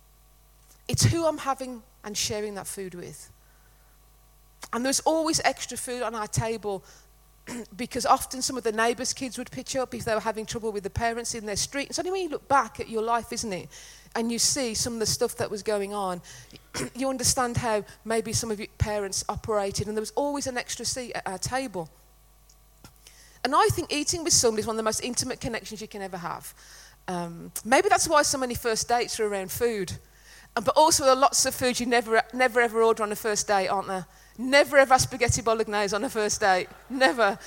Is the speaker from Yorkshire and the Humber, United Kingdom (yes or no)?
no; Netherton, West Midlands, United Kingdom; we're from the Black Country, not dinner. It was tea in Netherton.